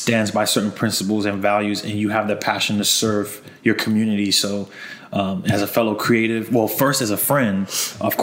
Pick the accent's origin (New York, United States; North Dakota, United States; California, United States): New York, United States; Long Island; We had a basement in our house growing up in Long Island